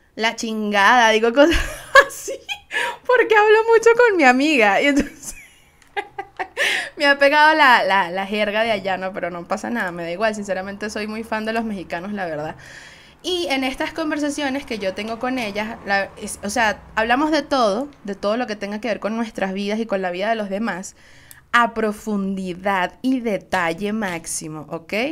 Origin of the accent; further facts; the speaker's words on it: Venezuela; Soy una jeva de Venezuela